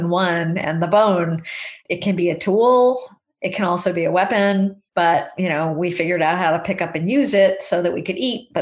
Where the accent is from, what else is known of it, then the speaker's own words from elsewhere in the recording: California, United States; when I was a child growing up in California